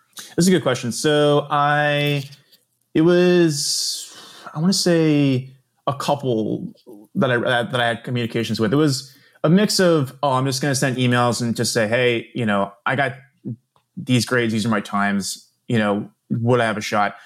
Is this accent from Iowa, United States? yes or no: no; Doylestown, Pennsylvania, United States; I am, was originally from the northern burbs in a, eh, of Philly in a town called Doylestown